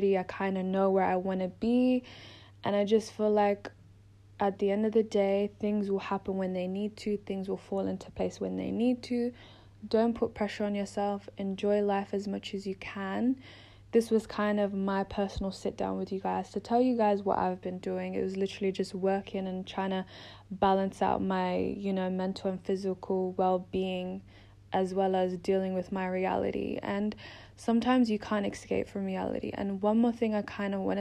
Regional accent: Melbourne, Victoria, Australia; moved away as an adult; now in London, United Kingdom; I'm in London. I'm originally from Melbourne, Australia.

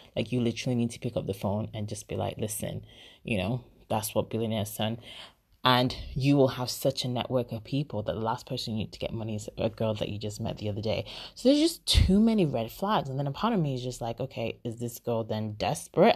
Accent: Nigeria; moved away; I'm Nigerian

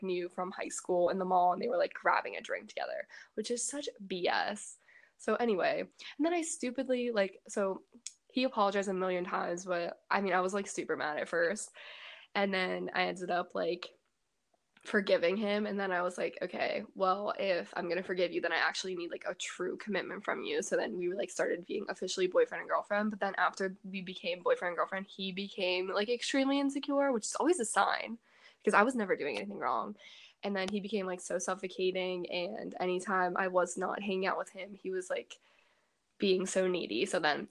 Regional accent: Pittsburgh, Pennsylvania, United States; also born or lived in New Jersey; I'm from Pittsburgh

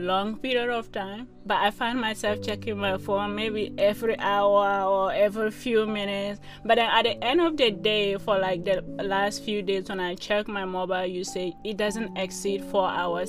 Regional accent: Ghana; moved away; I'm originally from Ghana.

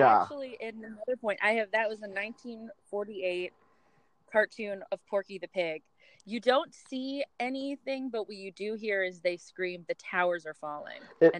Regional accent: Summit, New Jersey, United States; I was raised in Summit, New Jersey, about 18 miles away. But I lived on a hill

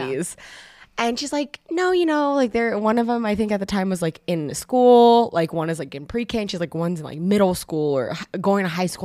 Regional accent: Bay Area, California, United States; moved away as an adult; I'm originally from the Bay Area and I moved down here specifically to go to school

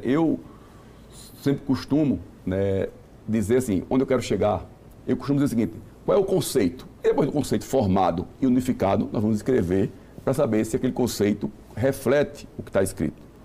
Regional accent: Northeast Region, Brazil; eu sou nordestino

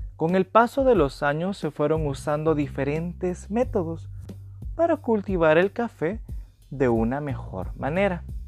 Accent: El Salvador; de El Salvador

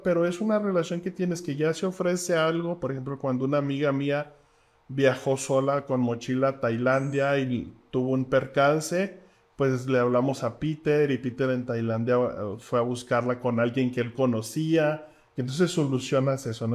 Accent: Mexico; nosotros como mexicanos

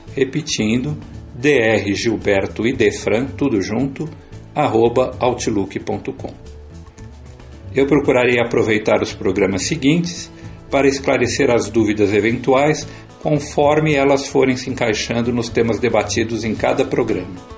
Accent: São Paulo, Brazil; Sou paulistano, mas de família francana

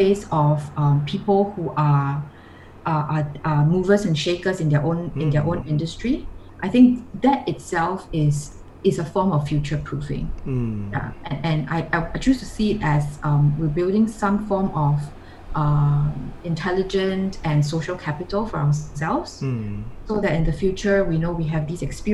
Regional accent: Singapore; I'm from Singapore.

